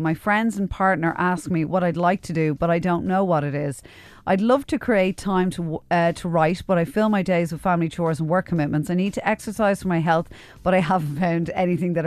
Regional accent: Ireland; We're Irish

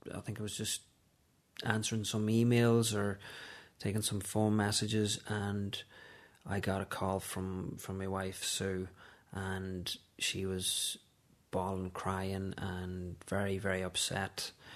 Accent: Letterkenny, Ulster, Ireland; now in Dublin, Ireland; I'm from Letterkenny in Donegal originally, but I live in Dublin with my wife Susan and our three children.

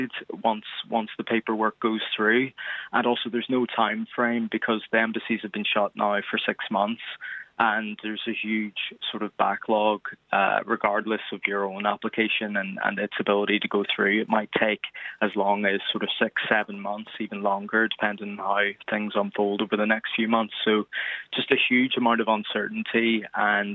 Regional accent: Derry, Northern Ireland, United Kingdom; moved away as an adult; now in New York, United States; I'm from Derry originally, so I'm here on an Irish passport

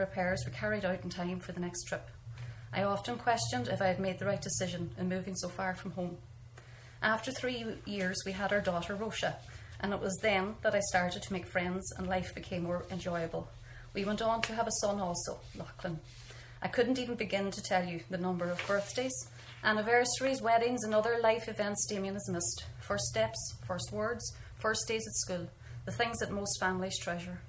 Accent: North Donegal, Ulster, Ireland; now in West Cork, Ireland; I am from North Donegal

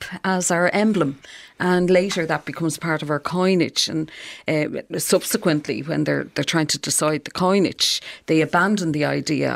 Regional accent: Dublin, Leinster, Ireland; my own home place. The boys' school in Rialto

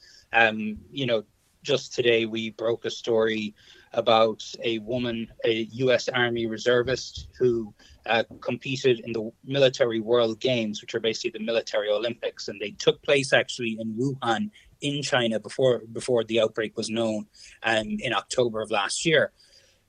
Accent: Kerry, Munster, Ireland; now in Connecticut, United States; I'm from Kerry.

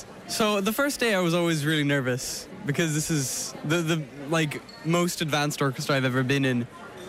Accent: Limerick, Munster, Ireland; I play double bass. I'm from Limerick.

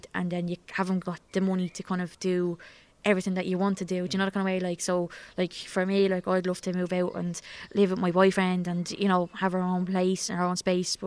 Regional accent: Dublin, Leinster, Ireland; when I would have been growing up in Coolock

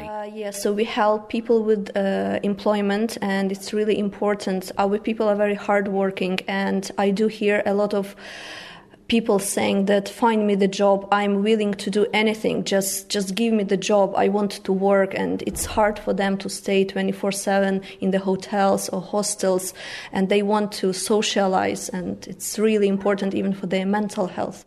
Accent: Lviv, Lviv Oblast, Ukraine; moved away as an adult; now in Ennis, Ireland; I come from Lviv

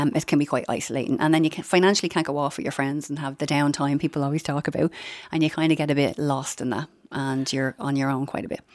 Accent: Dublin, Leinster, Ireland; I'm from Finglas

